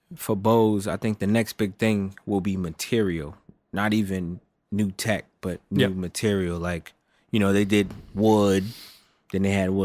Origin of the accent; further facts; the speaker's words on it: United States; I'm straight American, born and raised.